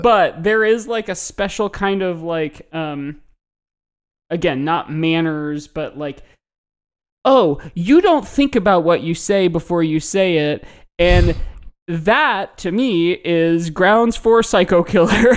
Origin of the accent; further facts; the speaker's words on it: Midwest, United States; growing up in the Midwest